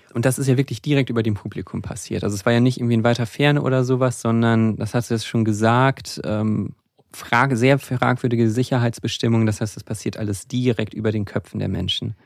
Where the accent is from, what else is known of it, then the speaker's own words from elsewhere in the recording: Rhine-Main area, Germany; Ich bin im Rhein-Main-Gebiet auch aufgewachsen, wo es bei Wiesbaden einen großen Stützpunkt der U S-Armee gab